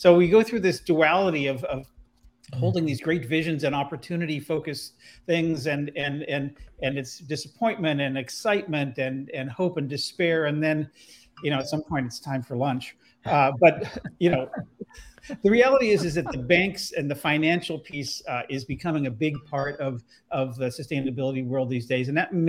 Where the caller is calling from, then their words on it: Oakland, California, United States; I'm here in Oakland, California, which is where I'm based